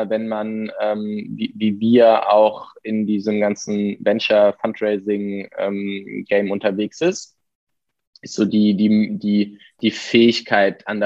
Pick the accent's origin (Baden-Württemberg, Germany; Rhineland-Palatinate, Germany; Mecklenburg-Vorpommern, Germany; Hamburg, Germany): Baden-Württemberg, Germany; Heidelberg; jetzt kommen wir beide aus Heidelberg